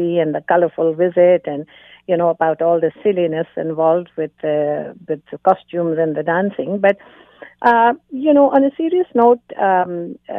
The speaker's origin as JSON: {"language": "English", "country": "Canada", "said": "as a Canadian"}